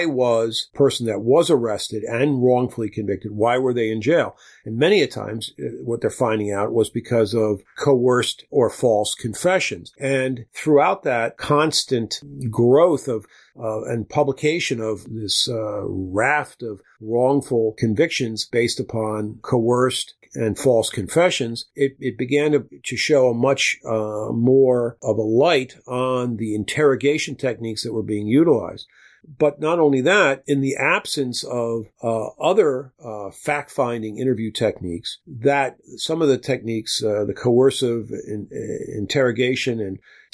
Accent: United States; me being an American

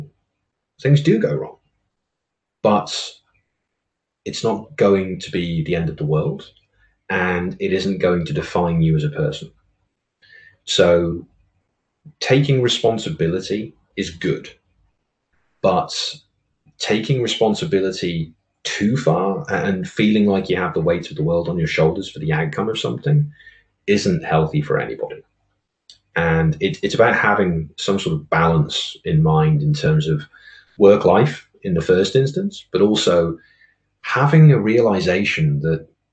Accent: Oswestry, West Midlands, United Kingdom; I am originally from a border market town on the border between England and Wales, a place called Oswestry. And I was born and bred in a small village called Mordor

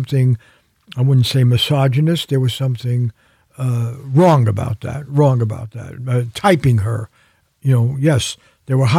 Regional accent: New York, United States; now in California, United States; New York, my hometown

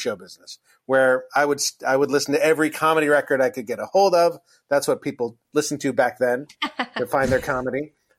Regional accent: Los Angeles, California, United States; I grew up in Los Angeles

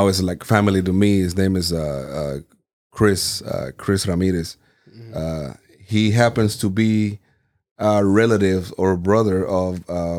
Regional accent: Puerto Rico; moved away; So whenever I came from Puerto Rico, you know, Puerto Rico is all about reggaeton.

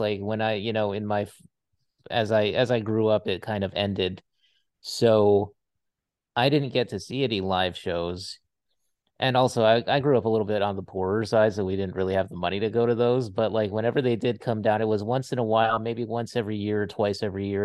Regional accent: Hawaii, United States; moved away as an adult; I grew up in Hawaii

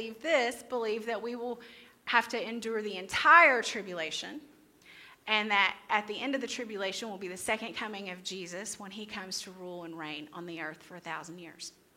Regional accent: Crossville, Tennessee, United States; This is my hometown.

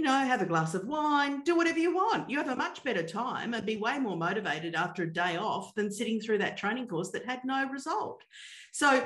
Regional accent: Australia; I'm Australian

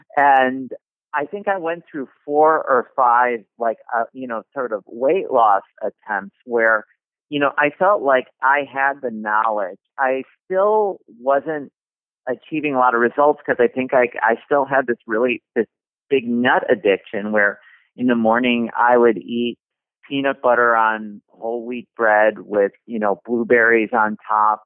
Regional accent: Chicago, Illinois, United States; I grew up basically in Chicago

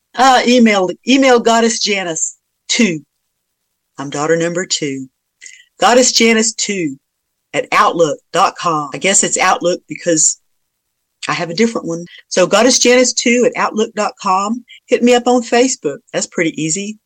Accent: South Georgia, United States; now in Virginia, United States; I'm from South Georgia

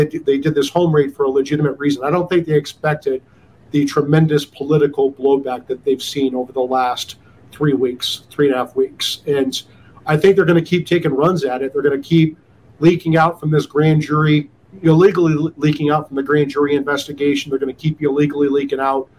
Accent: Iowa, United States; moved away; also born or lived in Denver; my home state senator from Iowa

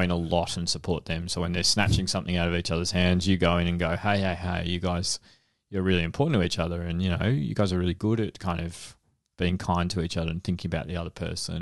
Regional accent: Frankston, Victoria, Australia; where I grew up in Frankston

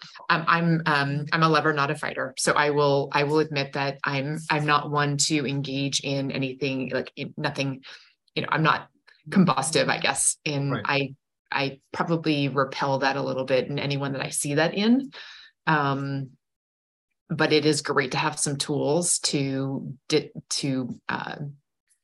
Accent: Durham, New Hampshire, United States; UNH, my hometown

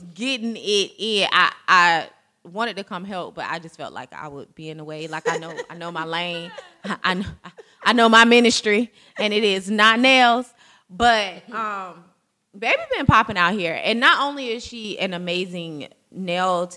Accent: Jacksonville, Florida, United States; We're all from Duval County

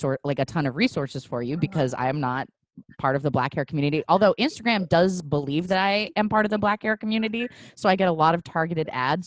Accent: Portland, United States; moved away as an adult; now in Los Angeles, United States; I grew up in Portland and I stayed for quite a while.

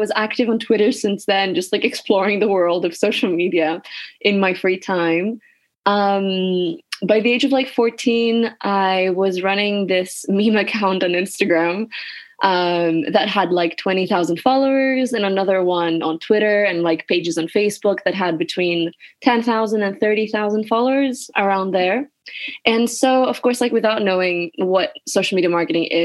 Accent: Athens, Attica, Greece; moved away as an adult; now in Glasgow, United Kingdom; I was born and raised in Greece, but I currently study in Scotland.

